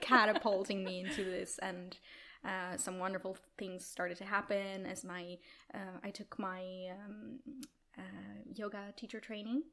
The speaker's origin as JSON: {"language": "English", "country": "Italy", "also_born_or_lived": "Milan, Italy", "moved": "as an adult", "lives_now": "Stockholm, Sweden", "said": "I'm originally from Italy"}